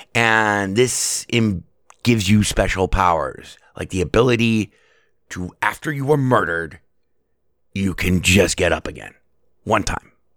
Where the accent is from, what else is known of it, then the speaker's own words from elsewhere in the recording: Las Vegas, Nevada, United States; I was born and raised here in Las Vegas